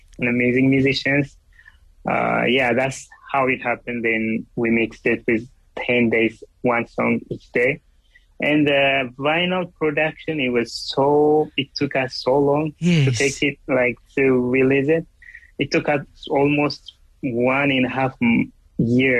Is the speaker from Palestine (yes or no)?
no; Ethiopia; English is a second language; moved away as an adult; now in Los Angeles, United States; I was born in Ethiopia. I grew up in Ethiopia and I'm here like in LA for 10 years.